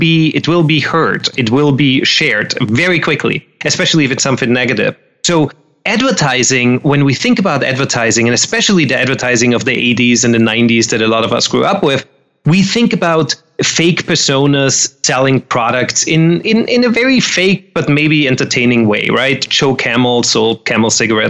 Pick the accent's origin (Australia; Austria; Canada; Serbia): Austria; moved away as an adult; now in Los Angeles, United States; I'm originally, me and my accent, we're both originally from Austria.